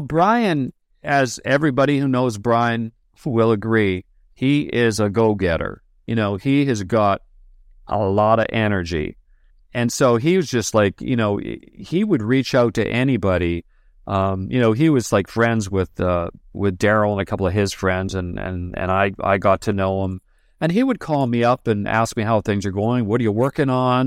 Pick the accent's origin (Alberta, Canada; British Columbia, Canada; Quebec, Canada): British Columbia, Canada; New Westminster; also born or lived in Glasgow, Scotland; we moved to New Westminster and, and B C, just a little town outside of Vancouver